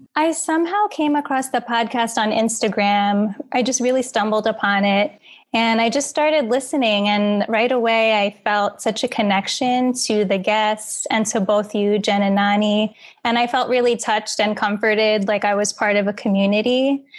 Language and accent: English; New York City, New York, United States; I was born and raised in Queens